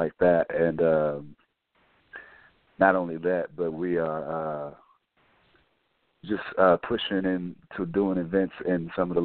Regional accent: Houston, Texas, United States; I'm from Houston, Texas, born

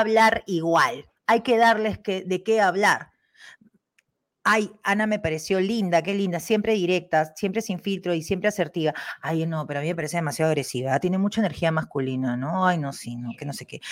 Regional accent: Peru; moved away; also born or lived in Spain / Germany; los peruanos, nosotros, trabajadores

